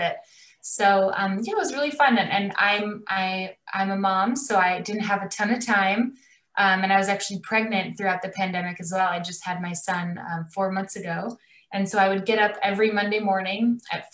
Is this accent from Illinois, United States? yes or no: yes; Chicago, Illinois, United States; now in Los Angeles, United States; I grew up in Chicago. I live in Los Angeles now